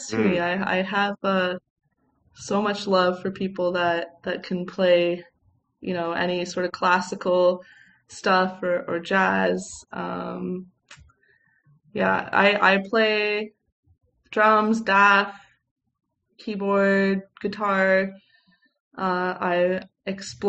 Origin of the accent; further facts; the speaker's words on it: Canada; growing up in Canada